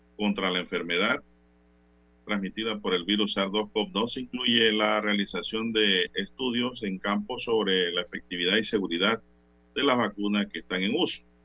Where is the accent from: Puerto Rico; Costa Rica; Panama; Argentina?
Panama; como panameño y como ciudadano